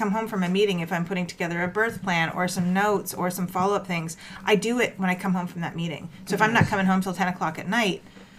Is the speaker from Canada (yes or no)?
yes; Toronto, Ontario, Canada; moved away as an adult; also born or lived in Ajax, Ontario; now in Mississauga, Canada; oh, where are you from? Scarborough. I've been here 15 years